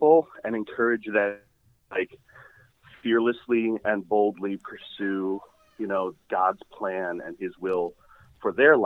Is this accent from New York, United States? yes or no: no; Rockville, Maryland, United States; I'm a local guy. I grew up in Rockville